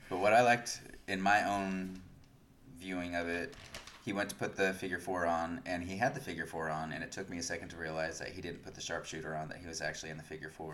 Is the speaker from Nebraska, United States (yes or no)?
yes; Nebraska, United States; moved away; also born or lived in Oklahoma; growing up in Nebraska and living in Oklahoma